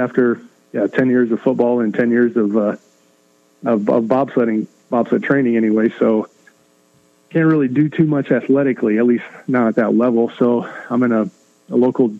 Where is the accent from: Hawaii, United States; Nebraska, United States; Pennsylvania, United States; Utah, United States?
Nebraska, United States; Shelby; my hometown, Shelby, Nebraska, was about 700 people